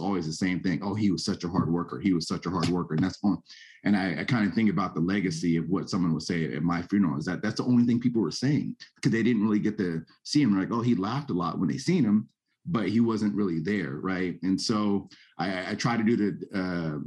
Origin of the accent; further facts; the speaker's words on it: San Jose, California, United States; also born or lived in Santa Clara, California; now in Sacramento, United States; I'm originally from the Bay Area. We're in San Jose